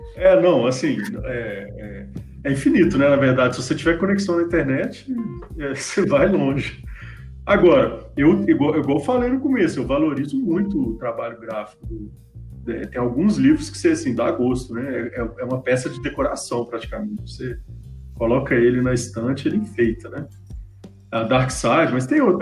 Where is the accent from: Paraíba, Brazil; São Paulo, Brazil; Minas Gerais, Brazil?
Minas Gerais, Brazil; Belo Horizonte; eu sou mineiro de Belo Horizonte